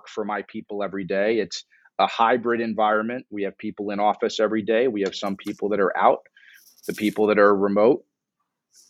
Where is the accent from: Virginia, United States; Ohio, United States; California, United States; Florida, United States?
Florida, United States; Miami; moved away; also born or lived in New York / Newark, New Jersey; I grew up in Miami